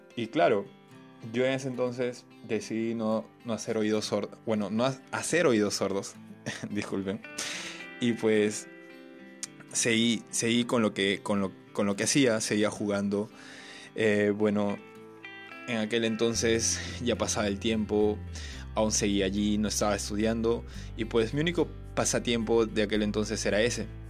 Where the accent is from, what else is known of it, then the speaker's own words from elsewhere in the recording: Chanchamayo, Junín, Peru; regresamos nuevamente a nuestro, nuestro querido Chanchamayo